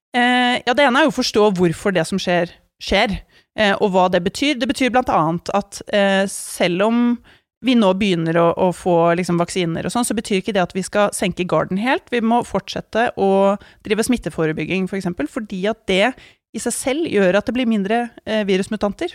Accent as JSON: {"language": "Norwegian", "country": "Norway", "said": "tilværelsen her hjemme i Norge"}